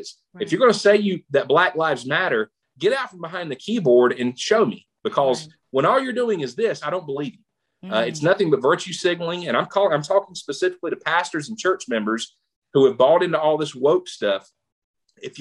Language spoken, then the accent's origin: English; the South, United States; I grew up in the South.